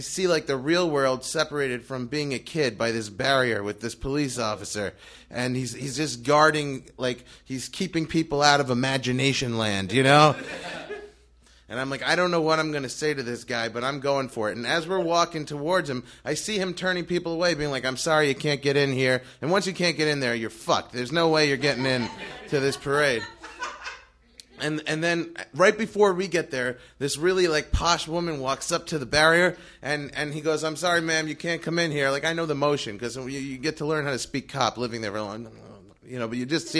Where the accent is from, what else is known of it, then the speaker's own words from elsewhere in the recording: New York, United States; moved away as an adult; also born or lived in Long Island; now in Los Angeles, United States; I'm from New York.